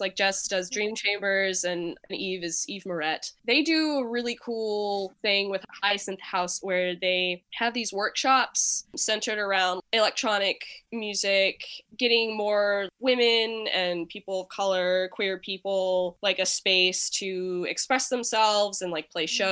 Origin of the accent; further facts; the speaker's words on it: Nashville, Tennessee, United States; moved away as an adult; now in Cleveland, United States; right now, I'm based in Cleveland, but I am originally from Nashville, Tennessee